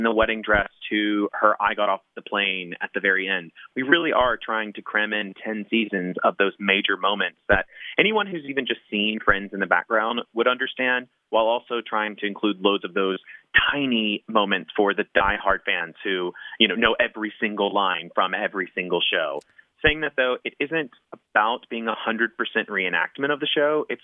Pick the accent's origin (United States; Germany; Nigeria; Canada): United States; Memphis, Tennessee; moved away; also born or lived in New York City; I am originally from Memphis, Tennessee